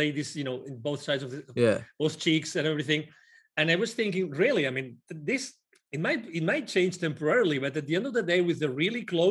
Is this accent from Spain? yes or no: yes; Spain; moved away; I'm originally from Spain